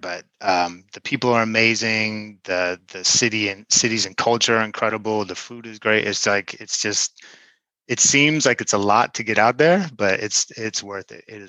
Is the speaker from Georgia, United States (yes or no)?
no; Oakland, California, United States; No, I'm from Oakland.